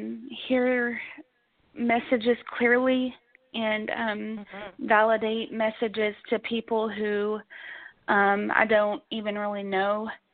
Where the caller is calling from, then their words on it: Kentucky, United States; I'm calling from Kentucky as well.